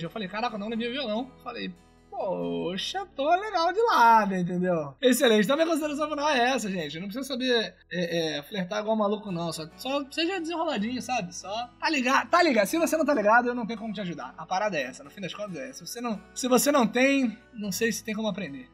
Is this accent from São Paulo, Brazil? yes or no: no; Rio de Janeiro, Brazil; accent: carioca; o charme carioca, ele é é inerente à minha pessoa